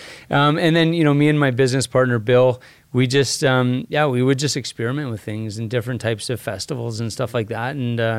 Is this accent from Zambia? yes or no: no; Red Deer, Alberta, Canada; So I grew up in Red Deer, Alberta. So an hour and a half north of here.